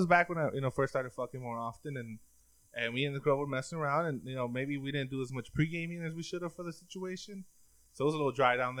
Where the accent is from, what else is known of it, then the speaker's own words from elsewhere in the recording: Mexico; we're from Mexico